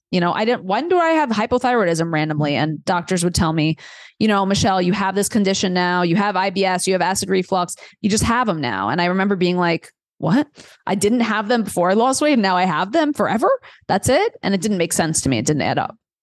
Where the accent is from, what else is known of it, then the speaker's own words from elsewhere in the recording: New York City, New York, United States; moved away as an adult; also born or lived in Delaware; I grew up in Queens, New York, like really diverse, amazing place for a million reasons.